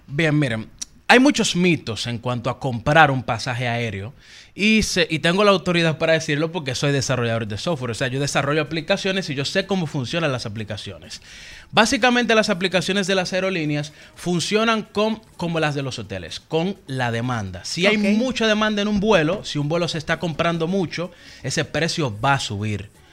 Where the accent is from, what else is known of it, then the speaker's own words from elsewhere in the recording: Dominican Republic; yo dominicano